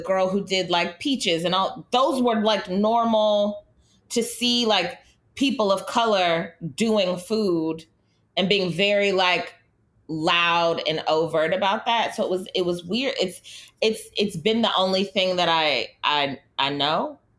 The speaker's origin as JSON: {"language": "English", "town": "Los Angeles", "region": "California", "country": "United States", "tie": "born or raised there", "also_born_or_lived": "San Francisco Bay Area", "moved": "as an adult", "lives_now": "New York, United States", "said": "growing up in Los Angeles"}